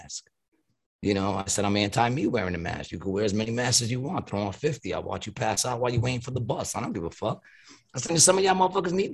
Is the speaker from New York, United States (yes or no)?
yes; New York City, New York, United States; I was born in Astoria.